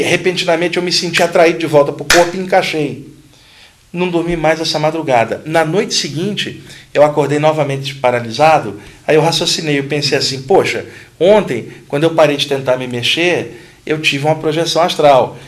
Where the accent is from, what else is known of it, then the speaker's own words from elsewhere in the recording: Rio de Janeiro, Brazil; Quando eu tinha 15 anos, no Rio de Janeiro, eu sou carioca